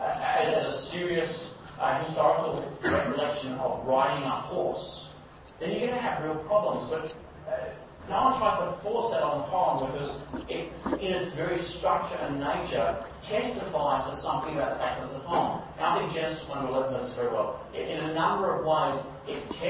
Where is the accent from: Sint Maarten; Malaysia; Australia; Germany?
Malaysia; I grew up in Malaysia, where Buddhism and Hinduism were extremely popular